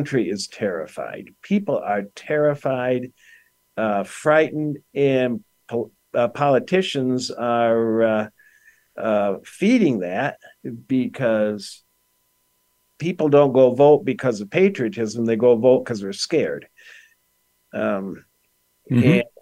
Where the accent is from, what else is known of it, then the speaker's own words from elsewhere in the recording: Detroit, Michigan, United States; also born or lived in Grosse Pointe, Michigan; I grew up in Detroit in the 1960s, and we had race riots